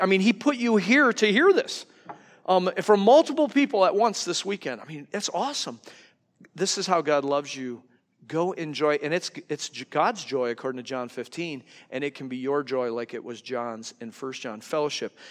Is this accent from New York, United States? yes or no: yes; New York, United States; now in Wisconsin, United States; I'm from New York, so I talk a hundred miles an hour